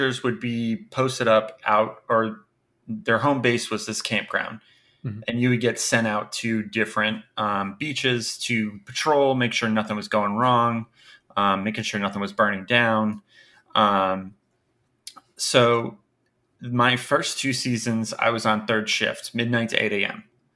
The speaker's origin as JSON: {"language": "English", "region": "Rhode Island", "country": "United States", "tie": "born or raised there", "also_born_or_lived": "Baltimore", "moved": "yes", "lives_now": "Philadelphia, United States", "said": "originally, I was born and raised in Rhode Island"}